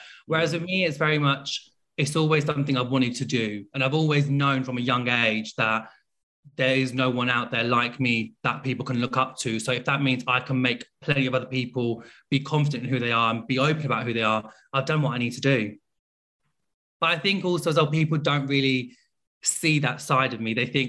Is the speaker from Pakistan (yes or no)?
yes; Pakistan; I come from a Muslim background. I'm also Pakistani.